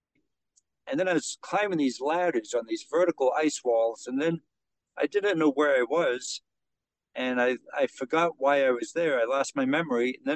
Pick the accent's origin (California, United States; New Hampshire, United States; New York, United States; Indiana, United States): New Hampshire, United States; outside Mount Washington; I grew up outside of there